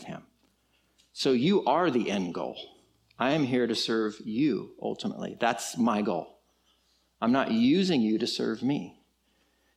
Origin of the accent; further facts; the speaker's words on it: California, United States; now in Texas, United States; I am from California.